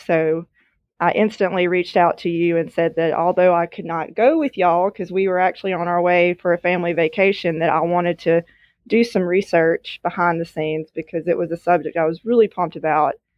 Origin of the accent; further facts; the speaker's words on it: Natchez, Mississippi, United States; I was born and raised in Mississippi, where I currently still am